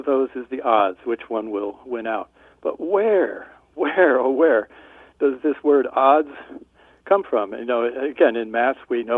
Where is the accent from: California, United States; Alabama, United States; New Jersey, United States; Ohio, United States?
New Jersey, United States; now in Tucson, United States; from early childhood on, I grew up on the East Coast, New Jersey